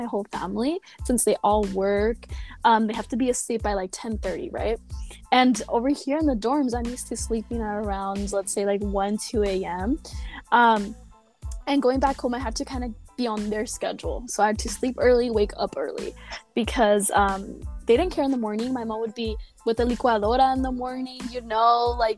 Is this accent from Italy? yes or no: no; Santa Barbara, California, United States; I'm from Santa Barbara, which is a totally, like, beach town